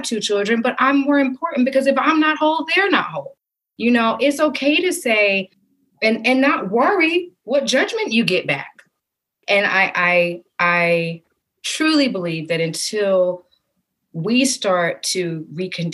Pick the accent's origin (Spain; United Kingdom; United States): United States; the South; growing up in the South